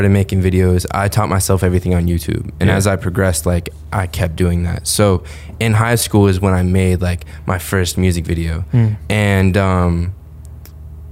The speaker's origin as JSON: {"language": "English", "town": "Carmel", "region": "Indiana", "country": "United States", "tie": "born or raised there", "also_born_or_lived": "Greenwood, Indiana", "said": "I grew up in Indiana"}